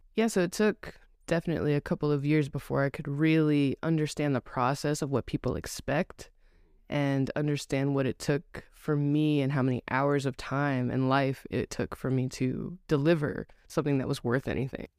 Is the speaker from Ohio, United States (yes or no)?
no; Los Angeles, California, United States; moved away as an adult; now in Dallas, United States; I grew up in Los Angeles, like, born and raised L A area